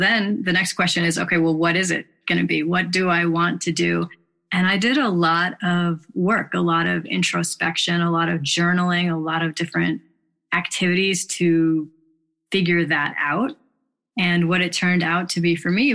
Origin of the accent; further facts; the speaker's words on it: Chicago, Illinois, United States; I grew up in Chicago and had pretty decent childhood.